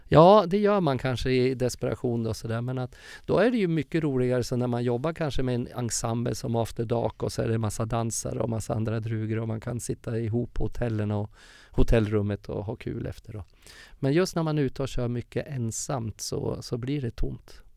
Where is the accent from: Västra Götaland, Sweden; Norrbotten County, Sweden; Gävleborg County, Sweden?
Gävleborg County, Sweden; Furuvik; moved away; also born or lived in Stockholm / Uppsala; min uppväxt i Furviksparken